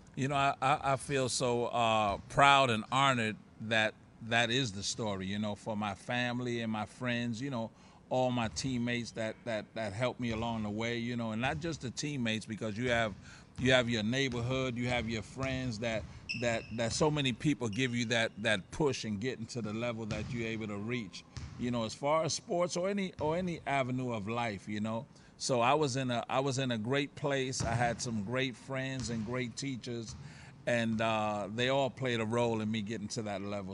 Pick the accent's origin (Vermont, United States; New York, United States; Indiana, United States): New York, United States; New York City; also born or lived in Puerto Rico; I grew up in Harlem, just a couple of blocks from the Rucker Park